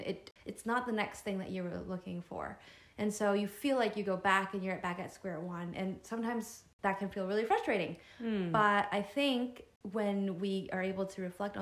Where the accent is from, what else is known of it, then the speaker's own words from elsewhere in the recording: United States; As Asian American, Chinese American